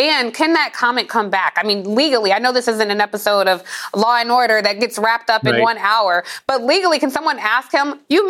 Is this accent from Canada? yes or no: no; Atlanta, Georgia, United States; I grew up in Atlanta